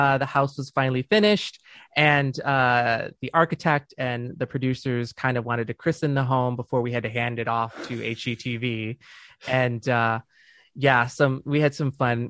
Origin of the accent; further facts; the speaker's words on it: Dearborn, Michigan, United States; moved away as an adult; also born or lived in Saint Clair Shores, Michigan; now in California, United States; I grew up, uh, in, in Dearborn